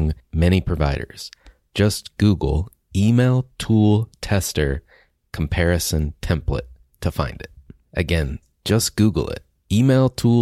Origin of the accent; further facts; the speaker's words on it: the South of the United States, United States; I grew up in the South of the United States